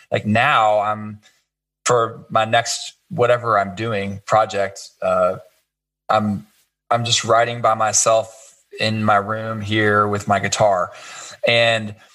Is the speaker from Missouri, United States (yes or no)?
yes; Kansas City, Missouri, United States; I grew up in Kansas City